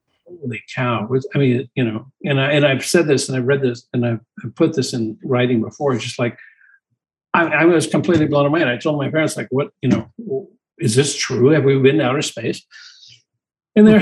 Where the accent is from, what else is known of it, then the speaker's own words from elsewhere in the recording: Glendale, California, United States; I actually was born and raised in Glendale.